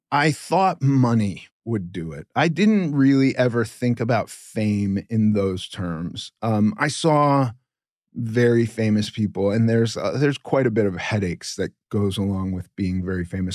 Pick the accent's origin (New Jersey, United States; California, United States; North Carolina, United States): California, United States; Los Angeles; I grew up in Los Angeles